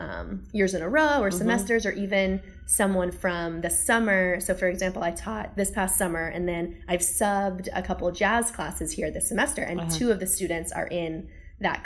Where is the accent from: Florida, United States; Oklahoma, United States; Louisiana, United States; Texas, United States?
Florida, United States; Satellite Beach; In Satellite Beach, Florida, which is just an hour and 20 minutes to the east of us